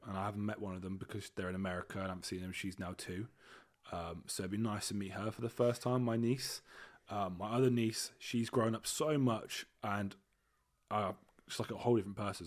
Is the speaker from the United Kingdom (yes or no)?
yes; United Kingdom; also born or lived in Leamington Spa / Dorset; I am British